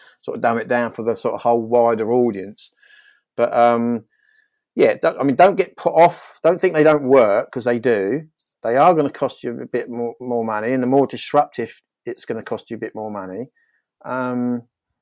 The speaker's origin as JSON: {"language": "English", "area": "Norfolk", "region": "East of England", "country": "United Kingdom", "tie": "born or raised there", "said": "I grew up in Norfolk"}